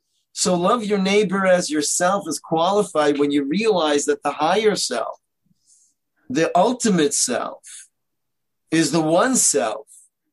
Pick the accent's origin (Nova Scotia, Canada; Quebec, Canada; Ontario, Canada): Ontario, Canada; Toronto; now in Israel; I'm from Toronto, Canada. You probably don't recognize that because I sound like I'm from New York, but that's because I moved to Israel.